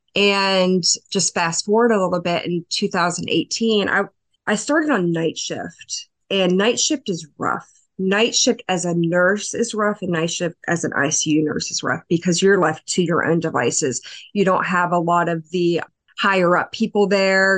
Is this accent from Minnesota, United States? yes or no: no; LaVale, Maryland, United States; I am from a little town in Western Maryland, uh, Lavelle, Maryland